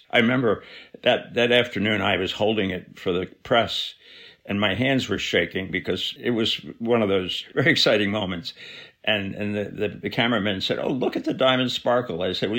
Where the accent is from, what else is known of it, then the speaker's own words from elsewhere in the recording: New Jersey, United States; I was a kid from New Jersey